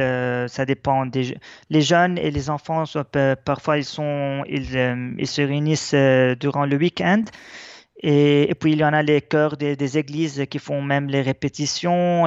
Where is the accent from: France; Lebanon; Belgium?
Lebanon; notre identité chrétienne est très importante pour nous parce que elle nous, force à être plus attachés même à notre terre